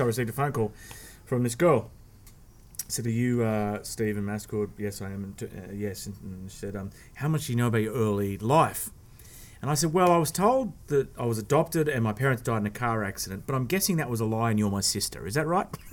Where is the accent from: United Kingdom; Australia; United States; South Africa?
Australia; Sydney, New South Wales; I was adopted, and and I was I was born in Sydney